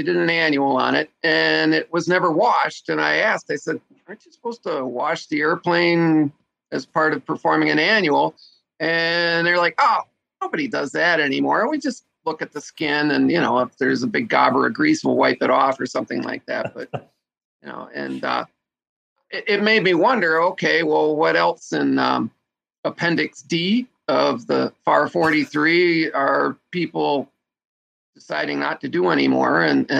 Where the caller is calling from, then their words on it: New Hampshire, United States; I'm across the river in New Hampshire.